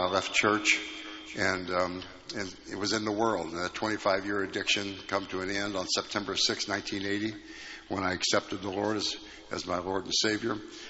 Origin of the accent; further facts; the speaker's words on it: Cincinnati, Ohio, United States; I was born and raised in Cincinnati and raised in a Christian home.